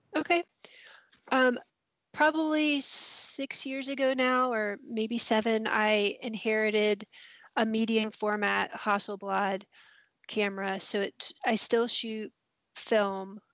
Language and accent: English; Columbia, South Carolina, United States; moved away as an adult; also born or lived in Oxford, Mississippi; now in Mississippi, United States; I grew up in Columbia, South Carolina, and lived in the city and thought I lived in a small town